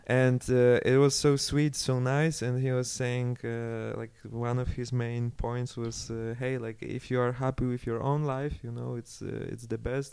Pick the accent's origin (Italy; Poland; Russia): Poland; Karpacz, Lower Silesian Voivodeship; moved away as an adult; also born or lived in Germany; now in Switzerland; I organized it all in Karpacz in my hometown.